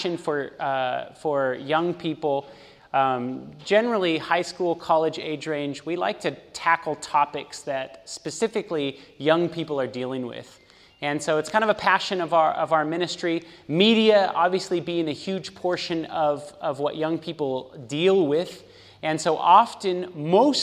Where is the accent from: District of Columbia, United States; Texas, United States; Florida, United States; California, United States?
California, United States; moved away as an adult; also born or lived in Los Angeles, California; now in Chattanooga, United States; I am actually from California, born and raised, lived in California my whole life